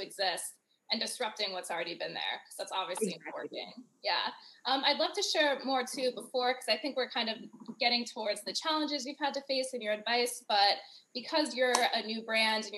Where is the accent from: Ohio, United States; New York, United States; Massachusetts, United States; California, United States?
Ohio, United States; my experience growing up in Ohio